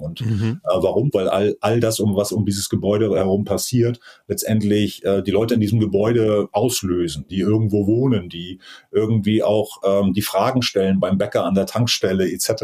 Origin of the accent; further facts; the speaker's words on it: Rügen, Mecklenburg-Vorpommern, Germany; moved away as an adult; Ich bin auf Rügen groß geworden, auf der, auf der Insel